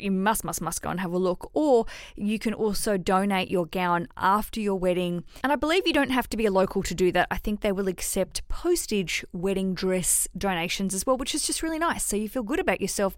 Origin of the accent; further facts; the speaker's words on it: Hobart, Tasmania, Australia; I grew up in Tasmania in Hobart